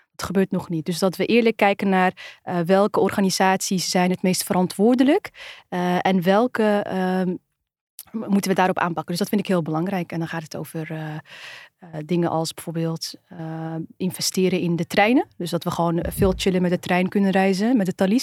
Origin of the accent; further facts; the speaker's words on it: Netherlands; Wij zijn ook Nederlanders